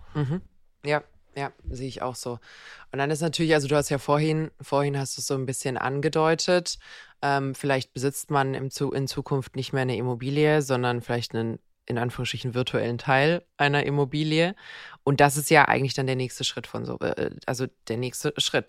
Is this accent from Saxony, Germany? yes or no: no; Bad Wildbad, Baden-Württemberg, Germany; in Bad Wildbad, wo ich herkomme